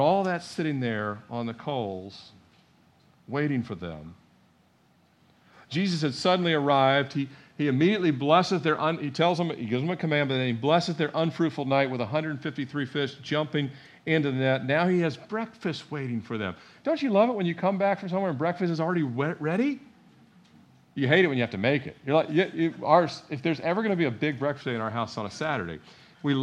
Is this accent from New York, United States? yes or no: no; Annapolis, Maryland, United States; I was born in Annapolis.